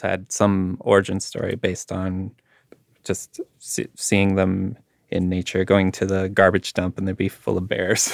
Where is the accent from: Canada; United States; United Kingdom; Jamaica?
Canada; Winnipeg, Manitoba; growing up in Winnipeg